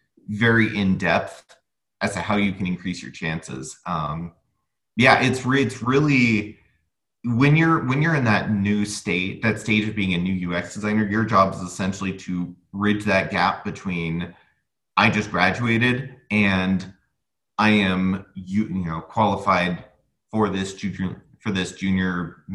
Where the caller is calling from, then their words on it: United States; I'm calling from the United States